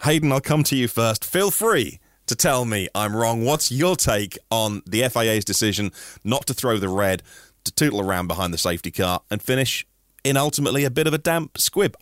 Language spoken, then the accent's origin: English; United Kingdom; we're British.